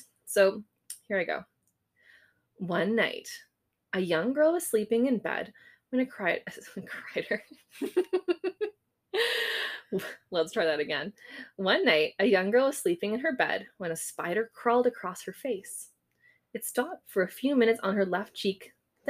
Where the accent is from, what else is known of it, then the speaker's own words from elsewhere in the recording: Canada; we're Canadian